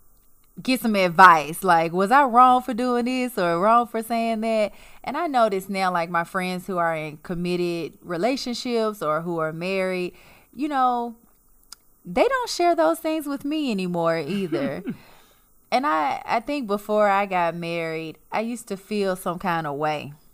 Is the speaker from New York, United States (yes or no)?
no; Memphis, Tennessee, United States; accent: southern twang; moved away as an adult; now in Los Angeles, United States; we're originally from Tennessee.